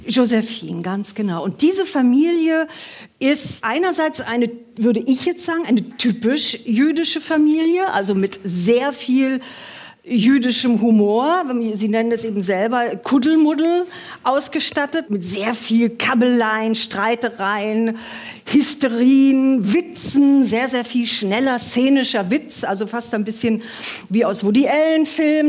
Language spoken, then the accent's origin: German; Germany; wir als Deutsche